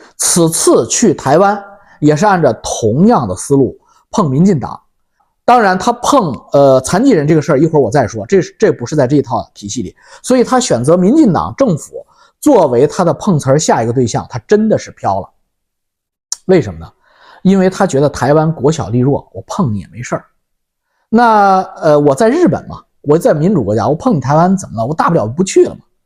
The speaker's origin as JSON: {"language": "Chinese", "country": "China", "moved": "yes", "said": "我们中国大陆来的新移民也好"}